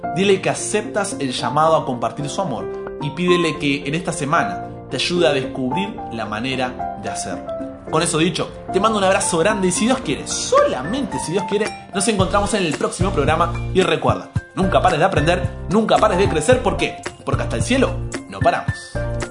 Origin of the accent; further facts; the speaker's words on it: Argentina; soy argentino